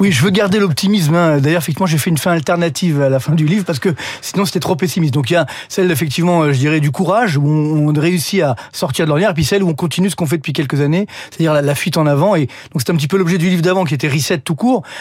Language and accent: French; France; chez nous en France